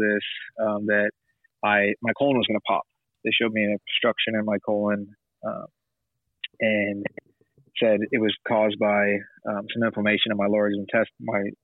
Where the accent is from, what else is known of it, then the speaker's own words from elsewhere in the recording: Dallas, Texas, United States; We're both from Dallas, Texas.